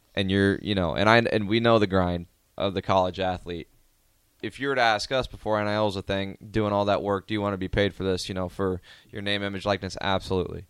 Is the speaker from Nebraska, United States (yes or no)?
yes; Omaha, Nebraska, United States; growing up in Omaha